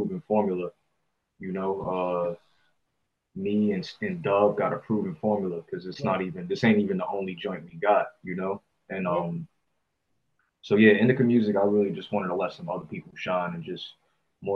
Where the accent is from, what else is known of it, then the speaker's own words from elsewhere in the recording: East Coast, United States; moved away; I grew up on the East Coast. We smoke a lot of sativa over there